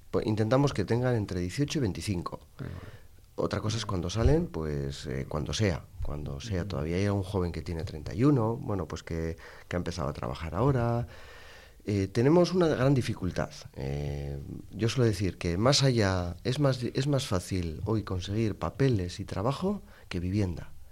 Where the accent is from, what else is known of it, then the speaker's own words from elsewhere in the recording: Morocco; Spanish is a second language; now in Spain; cuando yo llamo para preguntar, ya por mi acento, y cuando me preguntan de dónde eres, de Marruecos